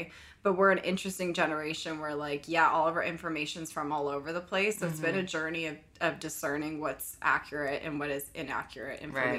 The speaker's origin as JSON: {"language": "English", "town": "Berkeley", "region": "California", "country": "United States", "tie": "born or raised there", "moved": "as an adult", "lives_now": "New York, United States", "said": "I'm from California. I moved to New York 5 years ago."}